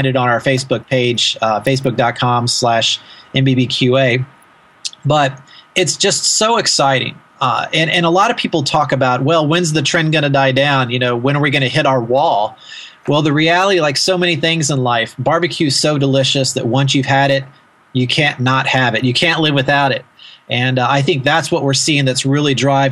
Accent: Kentucky, United States; moved away; having grown up in a barbecue area, I'm from Kentucky originally

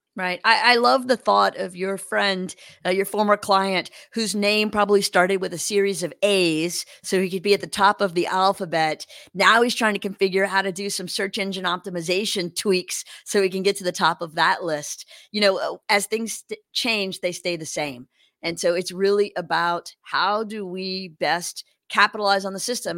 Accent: Louisiana, United States; moved away as an adult; also born or lived in Los Angeles; I grew up in Louisiana

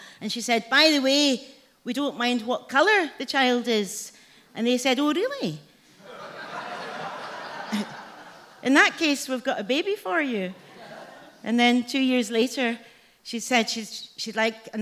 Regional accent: Glasgow, Scotland, United Kingdom; also born or lived in Edinburgh; I was adopted as a baby and brought up in Glasgow, though I was born in Edinburgh

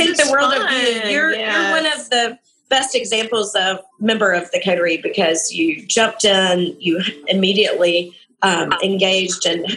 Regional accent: coast of Georgia, United States; So we are back at Sea Island Resort on the coast of Georgia, 5-star resort. And it is actually where Whitney and I are. It's our hometown

